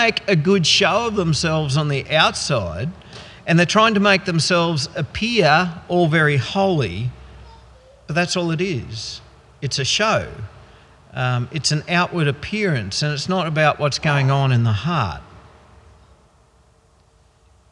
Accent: Goondiwindi, Queensland, Australia; I grew up in the Gundawindi district

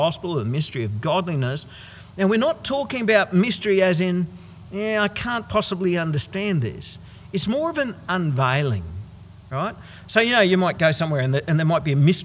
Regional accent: Goondiwindi, Queensland, Australia; a whole bunch of us from my hometown of Gundawindi

